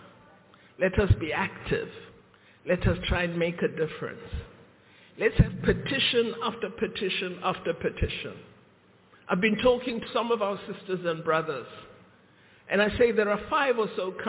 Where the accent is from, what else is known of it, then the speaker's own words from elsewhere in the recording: South Africa; we, as the people of South Africa